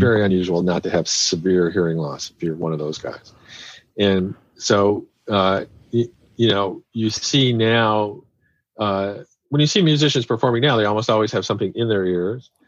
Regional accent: Kansas City, United States; I'm from Kansas City

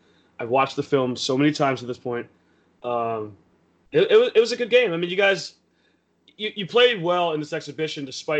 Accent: Philadelphia, Pennsylvania, United States; As a Philadelphian

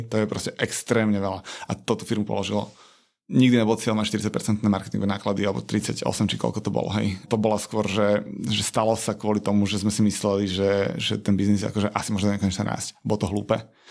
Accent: Slovakia; som chalan z malého mesta

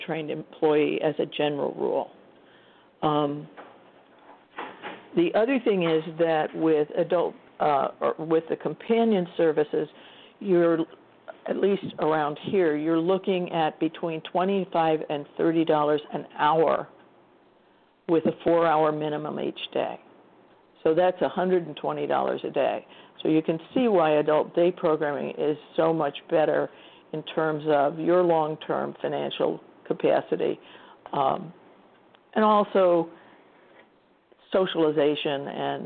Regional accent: Iowa, United States; moved away; I'm from Iowa initially

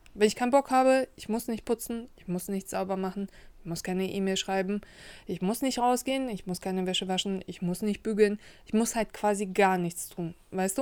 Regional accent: Kazakhstan; now in Germany; ich komme ja nicht aus Russland, ich komme aus Kasachstan

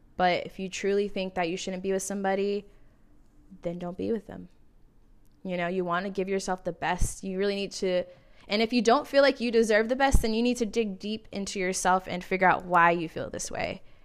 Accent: California, United States; now in Arizona, United States; I'm from California originally

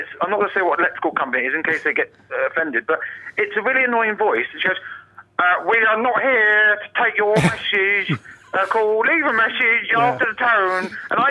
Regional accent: Richmond, London, United Kingdom; I'm from Richmond in Surrey.

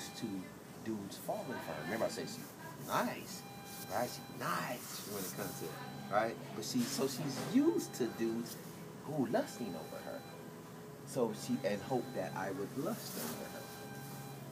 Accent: California, United States; I'm from California

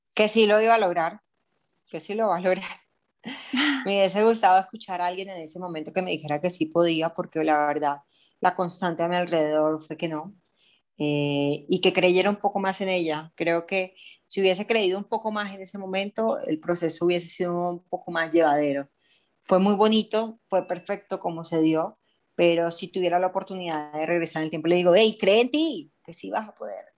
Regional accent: Barranquilla, Atlántico, Colombia; moved away as an adult; now in Medellín, Colombia; soy de Barranquilla, pero vivo hace más o menos 8 o 9 años en Medellín.

